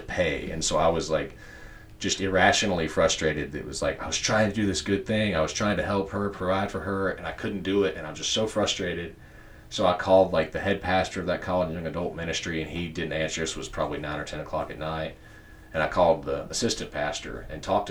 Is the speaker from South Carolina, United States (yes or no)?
yes; Spartanburg, South Carolina, United States; the church I grew up in here in Spartanburg